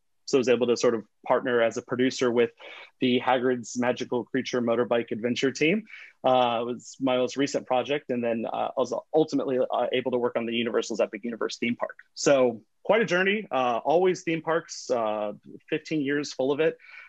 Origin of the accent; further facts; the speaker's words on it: Florida, United States; I grew up in Florida.